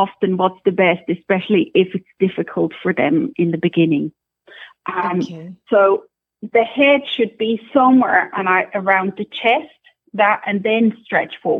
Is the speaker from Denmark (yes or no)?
no; Switzerland; accent: Scottish; also born or lived in Scotland; now in Ireland; I'm originally from Switzerland. Then I used to work in Scotland for a while, for several years, and now we're in Ireland